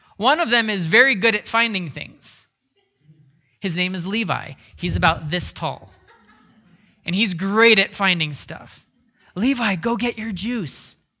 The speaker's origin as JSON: {"language": "English", "region": "Pacific Northwest", "country": "United States", "tie": "born or raised there", "moved": "yes", "said": "I grew up in the Pacific Northwest"}